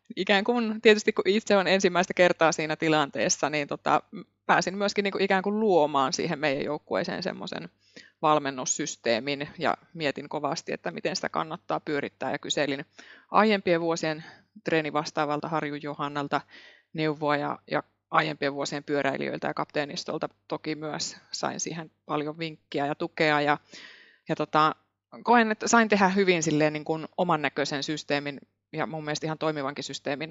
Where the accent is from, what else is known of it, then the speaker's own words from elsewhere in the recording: Imatra, South Karelia, Finland; also born or lived in Helsinki; now in Muurame, Finland; Olen Etelä-Karjalasta, iloisesta Etelä-Karjalasta Imatralta kotoisin ja monen vaiheen kautta tänne Keski-Suomeen päätynyt